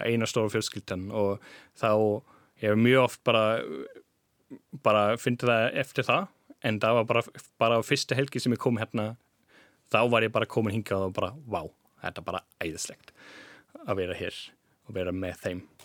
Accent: Jena, Thuringia, Germany; Icelandic is a second language; moved away as an adult; also born or lived in Freiberg, Germany; now in Iceland; ég var alveg upp í Jena

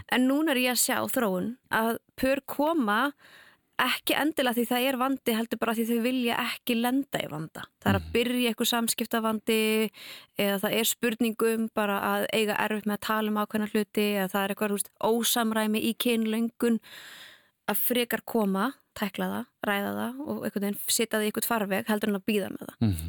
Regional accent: Canada; now in Iceland; ég er alveg upp í Kanada

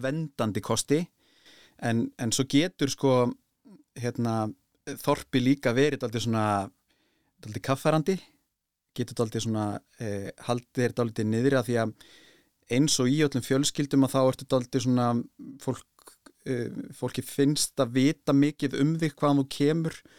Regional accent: Bolungarvík, Westfjords, Iceland; Ég kem náttúrulega frá Bólingavík

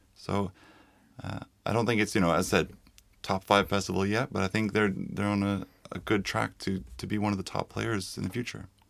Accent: Toronto, Ontario, Canada; now in Iceland; I come from Toronto

